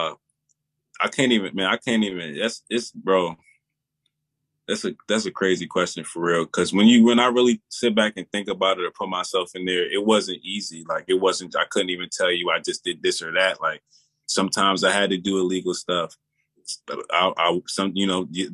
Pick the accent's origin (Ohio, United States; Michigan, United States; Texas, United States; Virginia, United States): Virginia, United States; I'm from Virginia